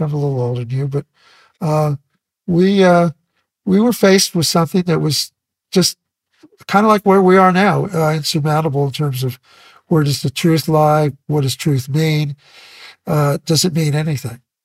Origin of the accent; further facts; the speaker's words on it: Santa Maria, California, United States; also born or lived in Ventura, California; I moved from Ventura to Santa Maria in high school